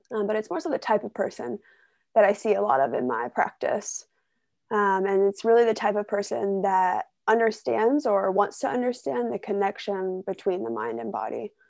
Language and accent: English; Ohio, United States; moved away; I grew up in Ohio in a small town